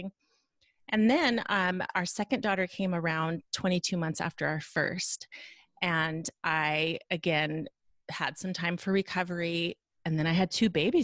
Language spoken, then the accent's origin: English; Reno, Nevada, United States; also born or lived in Lincoln, Nebraska; Reno, Nevada, which is where we're both from